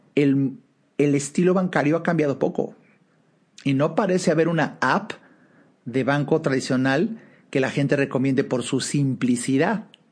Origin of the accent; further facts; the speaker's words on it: Mexico; hablo de México, soy mexicano, estoy en México